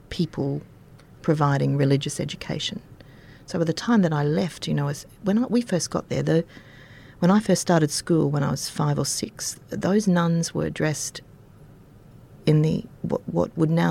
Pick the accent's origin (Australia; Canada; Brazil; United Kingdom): Australia; Dalby, Queensland; It's uh, it's it's very very hot. It's very very cold. Um, it's very, and it, it was traditionally a wheat growing area